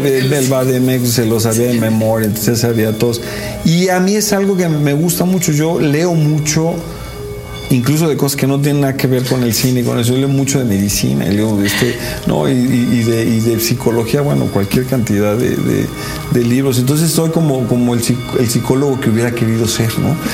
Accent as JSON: {"language": "Spanish", "country": "Mexico", "said": "yo soy clase media mexicana"}